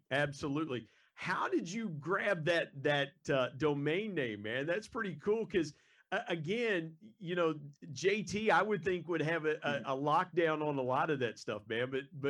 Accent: Southern Ohio, United States; growing up in Southern Ohio, being around a lot of Buckeye fans and things like mm-hmm. that, even being 15 minutes away from Marshall University where I went to school.

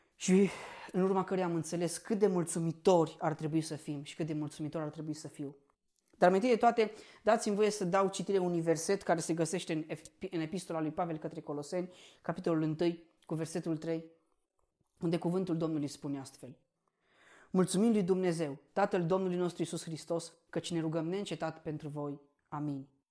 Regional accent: Romania; noi ca și români suntem binecuvântați

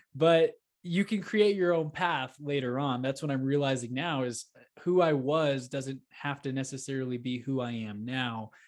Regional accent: Houston, Texas, United States; moved away as an adult; now in Denver, United States; I grew up in Houston, Texas, and Sugarland area

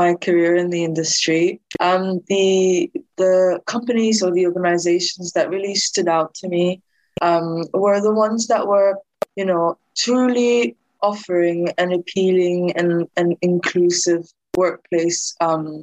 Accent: Denmark; now in United Kingdom; I grew up in Denmark

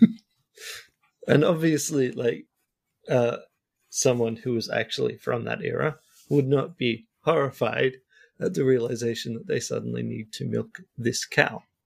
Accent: Australia; now in Sweden; I'm an Australian who is living in Sweden.

